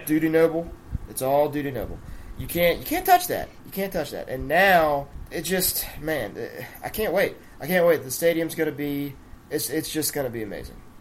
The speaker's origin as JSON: {"language": "English", "area": "near Biloxi", "region": "Mississippi Gulf Coast", "country": "United States", "tie": "born or raised there"}